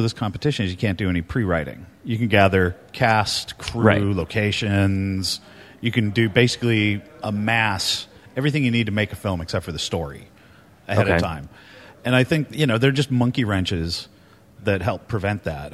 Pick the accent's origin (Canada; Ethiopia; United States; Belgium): United States; San Jose, California; moved away as an adult; also born or lived in Santa Cruz, California; now in Seattle, United States; I grew up in San Jose